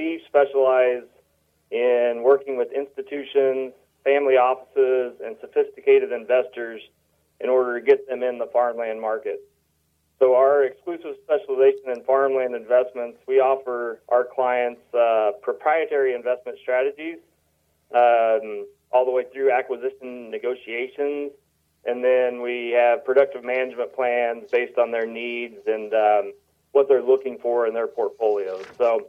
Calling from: Illinois, United States; I am just outside of St. Louis on the Illinois side of the river.

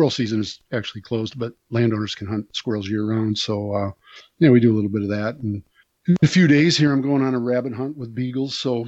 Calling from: Cazenovia, Wisconsin, United States; I am coming in from Wisconsin today. Cazenovia, beautiful Cazenovia, Wisconsin, on Lee Lake in Wisconsin's Driftless area.

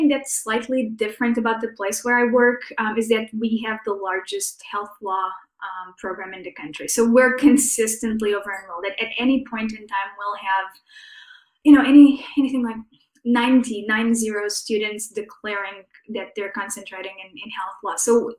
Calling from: St. Louis, Missouri, United States; So I'm joining from St. Louis, Missouri, which is to say sort of the heart of the Midwest.

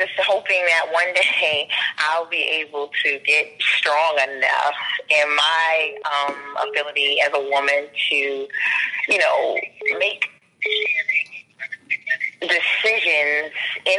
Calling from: Maryland, United States

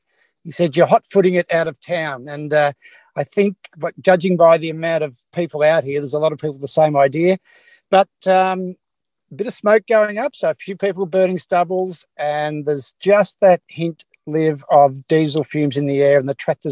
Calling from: Victoria, Australia; Well, I'm calling from just west of, an hour and a half west of Ballarat, which is getting right into that good cropping country.

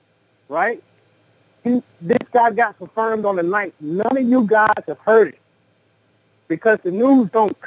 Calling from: San Antonio, Texas, United States; Enemy Nation, San Antonio.

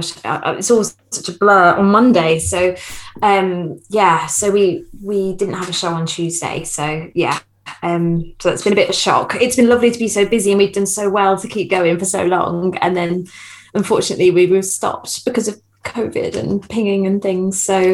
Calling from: Watford, East of England, United Kingdom; I'm live from Watford, so that's very...

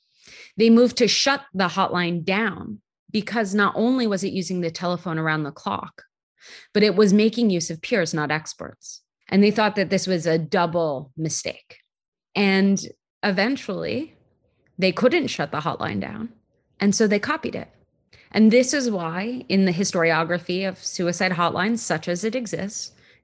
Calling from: Bay Area, California, United States; I'm calling from the Bay Area.

